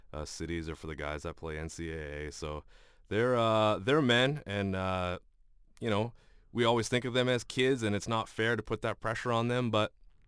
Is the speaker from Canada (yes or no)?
yes; Canada; One, being a Canadian and a hockey fan, it's upsetting when the team you love and cheer for doesn't do well.